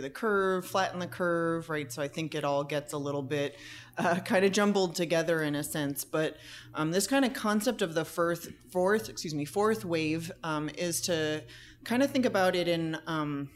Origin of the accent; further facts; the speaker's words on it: New Jersey, United States; moved away as an adult; also born or lived in Vermont; now in California, United States; I'm originally from the East Coast, born and raised in New Jersey